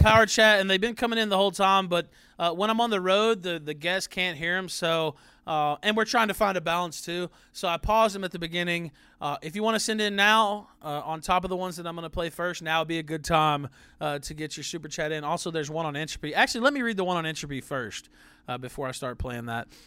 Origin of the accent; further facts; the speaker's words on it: the South, United States; I'm from the South.